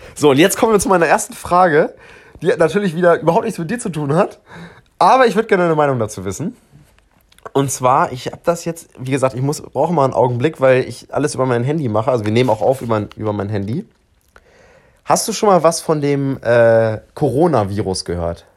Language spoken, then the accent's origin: German; Hanover, Lower Saxony, Germany; wir kommen ja beide aus Hannover